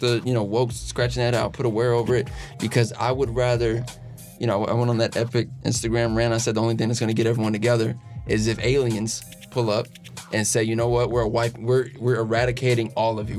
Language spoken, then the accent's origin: English; Los Angeles, California, United States; I grew up in Los Angeles, California